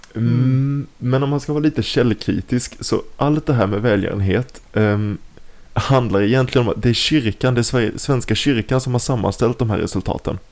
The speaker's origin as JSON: {"language": "Swedish", "town": "Nybro", "region": "Kalmar County", "country": "Sweden", "tie": "born or raised there", "moved": "as an adult", "lives_now": "Malmö, Sweden", "said": "vi kommer båda ifrån Nybro, eh, men vi har flyttat. Du bor i Stockholm idag, jag bor i Malmö."}